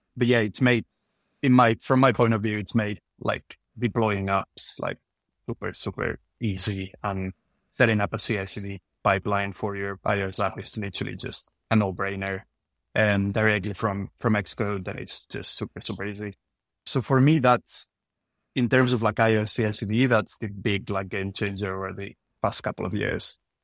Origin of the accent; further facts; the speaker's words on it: Spain; moved away as an adult; now in United Kingdom; I'm originally from Spain, but been living in the U K for the last nine years